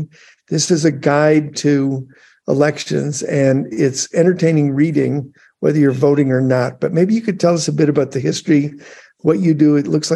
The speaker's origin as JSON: {"language": "English", "town": "Chicago", "region": "Illinois", "country": "United States", "said": "being a Chicagoan"}